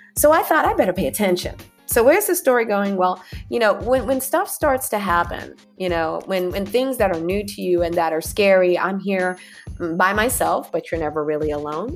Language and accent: English; California, United States; moved away as an adult; also born or lived in Arizona / New York; I was raised in California, grew up with earthquakes, grew up doing earthquake drills